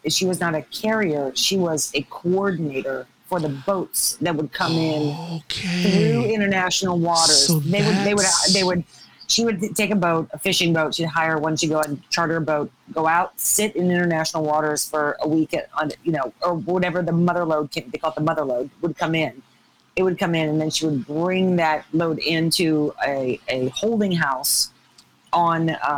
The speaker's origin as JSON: {"language": "English", "region": "Ohio", "country": "United States", "tie": "born or raised there", "also_born_or_lived": "Fort Lauderdale, Florida", "said": "I was raised in Ohio with my grandmother mostly"}